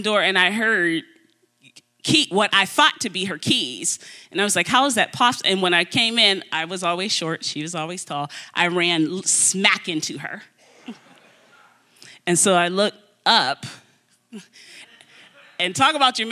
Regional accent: Pittsburgh, Pennsylvania, United States; now in Florida, United States; I'm from Pittsburgh. I live in Florida now, but I'm from Pittsburgh.

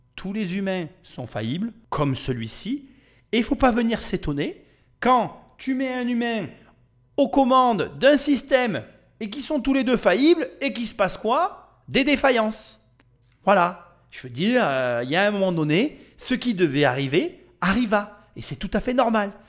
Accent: Chèvremont, Bourgogne-Franche-Comté, France; je suis de Chèvremont

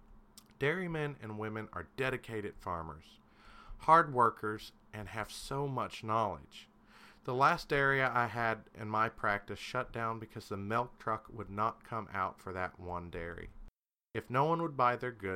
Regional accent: Kentucky, United States; I'm from Kentucky

